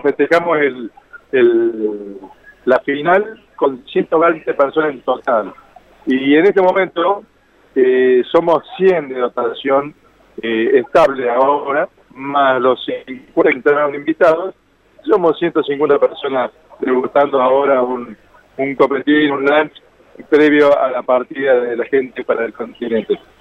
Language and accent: Spanish; Córdoba, Argentina; Cordobés, Cordobés de la ciudad capital.